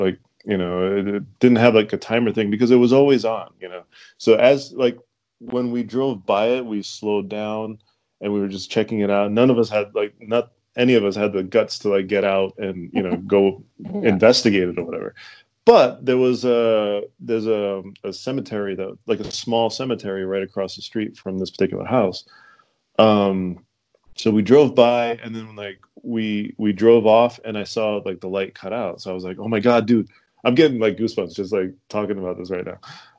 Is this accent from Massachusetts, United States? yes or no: yes; Fall River, Massachusetts, United States; we grew up in Fall River, Boston, and then we moved, my family moved to Fall River.